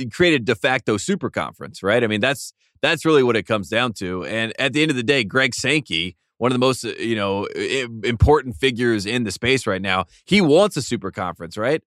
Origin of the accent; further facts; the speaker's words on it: the South, United States; we're both from the South